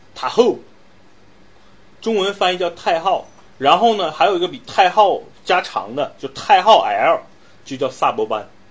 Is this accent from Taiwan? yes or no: no; China; 作为中国人是多么的骄傲和自豪